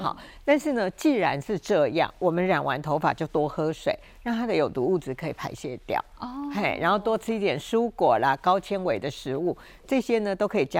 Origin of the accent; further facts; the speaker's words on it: Taiwan; 我常讲哈，我们台湾人很喜欢叫人摊休假